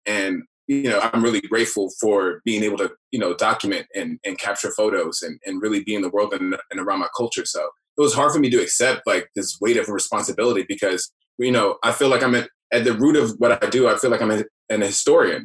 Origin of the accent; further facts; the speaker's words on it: New York City, New York, United States; born and raised in New York. Um 87 baby. So I was born in East Flatbush and I was raised in Jamaica Queens